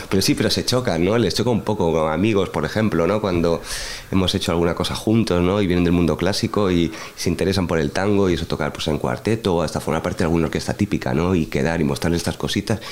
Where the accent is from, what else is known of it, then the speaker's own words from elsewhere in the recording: Madrid, Community of Madrid, Spain; como español